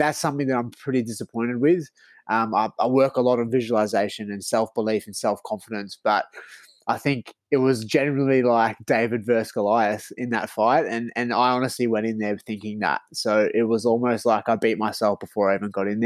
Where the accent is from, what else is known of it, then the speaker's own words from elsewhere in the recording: Melbourne, Victoria, Australia; moved away as an adult; now in Sydney, Australia; I'm originally from Melbourne